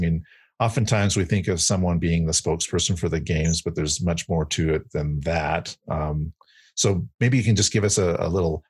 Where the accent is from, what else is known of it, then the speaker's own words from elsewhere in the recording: Burlingame, California, United States; moved away; I'm originally from the Bay Area. I'm originally from Burlingame.